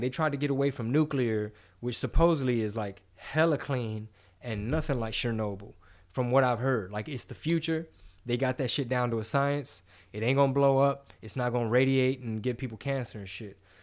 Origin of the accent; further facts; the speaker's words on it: United States; I'm American